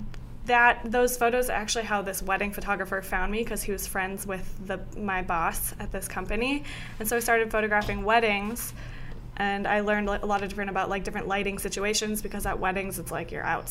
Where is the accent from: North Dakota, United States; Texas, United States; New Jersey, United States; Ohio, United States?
North Dakota, United States; Fargo; now in New York, United States; I'm from Fargo, North Dakota